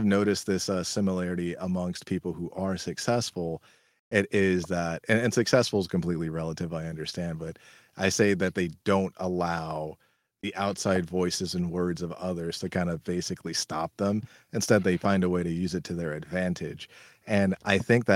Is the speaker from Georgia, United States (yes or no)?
no; California, United States; I'm from California